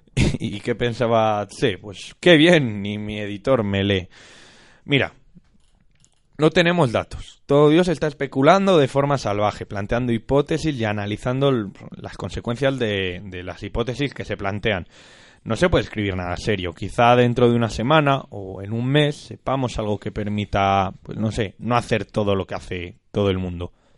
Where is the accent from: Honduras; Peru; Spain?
Spain; Castile and León; somos castellanos.